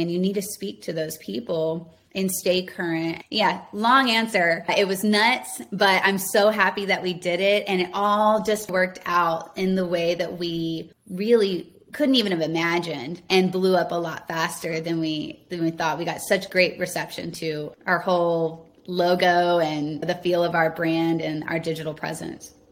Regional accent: Houston, Texas, United States; I grew up in and around Houston on the outskirts in the suburbs

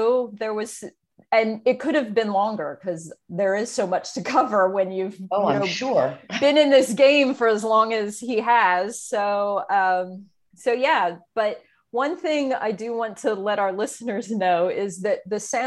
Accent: Pennsylvania, United States; me growing up in Pennsylvania

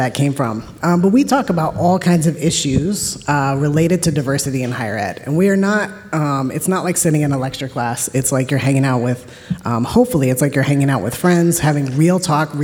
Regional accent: Virginia, United States; also born or lived in New Mexico / Wisconsin; now in Connecticut, United States; I'm actually from Virginia, so also, I guess, from the South. And by way of New Mexico and Wisconsin

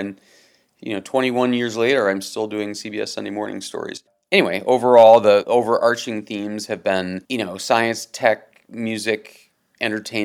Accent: Cleveland, Ohio, United States; moved away as an adult; also born or lived in New York; growing up in Cleveland

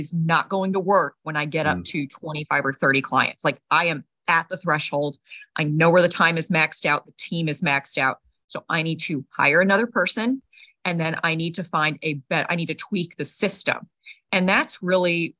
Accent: United States; being American

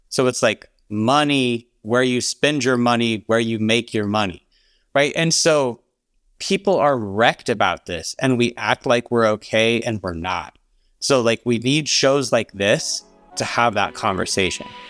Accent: Alabama, United States; I grew up in Alabama

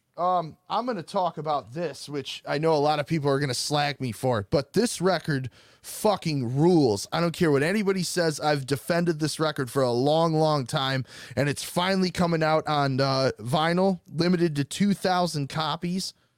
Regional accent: Michigan, United States; accent: Michigan; my Michigan accent

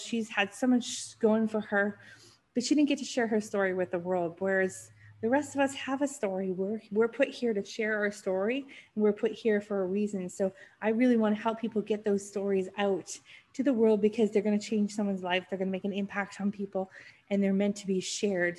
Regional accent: North Vancouver, British Columbia, Canada; also born or lived in Switzerland; I grew up in Vancouver, just on a suburb of Vancouver called North Vancouver. So I was born and raised there

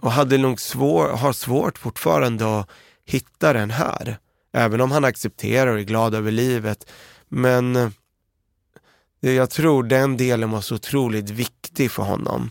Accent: Örebro, Örebro County, Sweden; also born or lived in Beirut, Lebanon; Vi växte upp i Örebro, eh, kom vi till, och i ett område som hette Oxhagen.

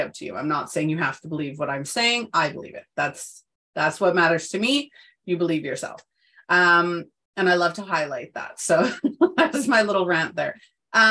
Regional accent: Canada; moved away as an adult; I'm in Canada, so provinces. I moved back to my hometown where all the people that I had known since birth were still here

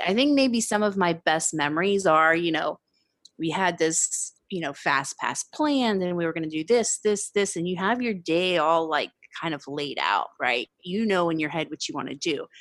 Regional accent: Pennsylvania, United States; moved away; also born or lived in San Diego; I'm from Pennsylvania originally. So growing up on the East Coast

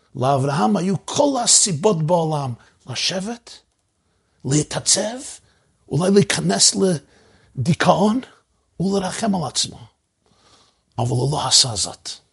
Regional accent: New York City, New York, United States; אני גדלתי בברוקלין בניו יורק

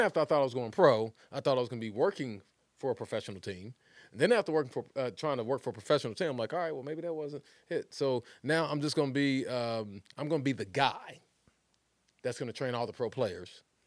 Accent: West Texas, United States; moved away; also born or lived in Philadelphia; I grew up in Philly, but I grew up in, in West Texas, man, and it was just country out there.

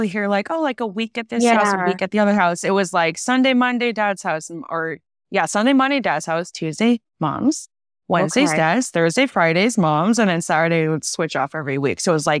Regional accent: California, United States; And so we grew up in California, the Bay Area.

